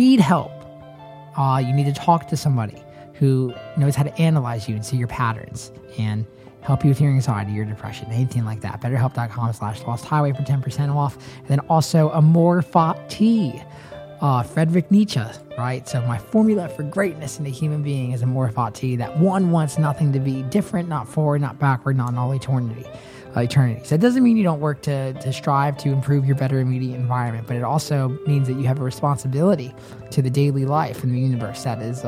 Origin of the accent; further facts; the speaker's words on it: Nashville, Tennessee, United States; I grew up in Nashville by happenstance